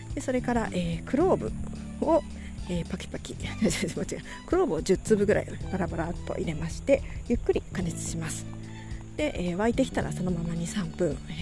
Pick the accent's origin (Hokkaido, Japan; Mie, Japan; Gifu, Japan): Gifu, Japan; Takayama; 私小さい頃からですね、えー、と、小さい頃、飛騨高山に住んでいまして